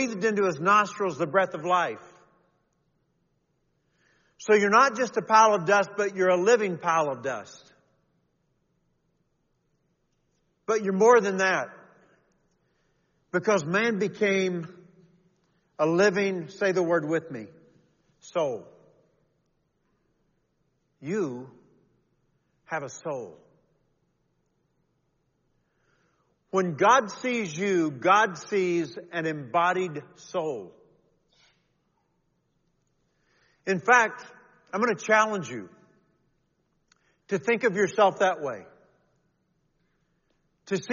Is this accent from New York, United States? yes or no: no; Kentucky, United States; all those years growing up in Kentucky